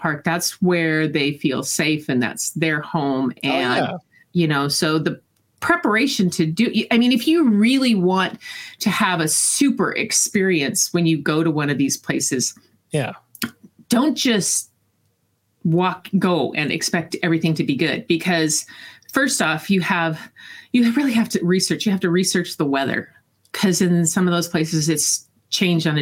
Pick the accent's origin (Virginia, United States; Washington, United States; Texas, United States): Washington, United States; Eastern; I grew up in Eastern Washington.